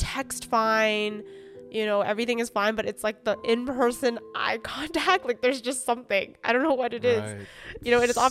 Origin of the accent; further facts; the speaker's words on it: Mississauga, Ontario, Canada; We grew up in Mississauga, group of Chinese kids.